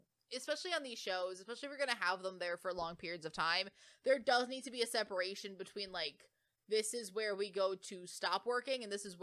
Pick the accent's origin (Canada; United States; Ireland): United States; we're American